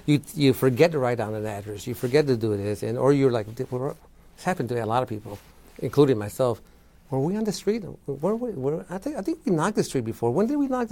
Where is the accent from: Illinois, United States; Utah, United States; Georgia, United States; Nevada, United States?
Illinois, United States; Chicago; moved away as an adult; also born or lived in Florida; I was from Chicago.